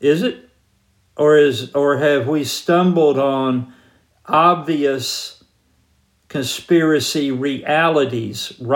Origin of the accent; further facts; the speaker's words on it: Georgia, United States; moved away; I'm from Georgia originally.